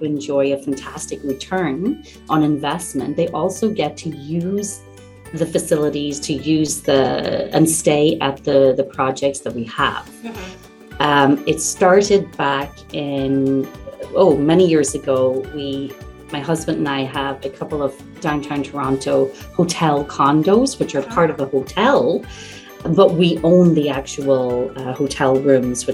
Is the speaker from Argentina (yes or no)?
no; Ireland; now in Ontario, Canada; I'm originally from Ireland, and one of my goals is to acquire and purchase a castle back home in Ireland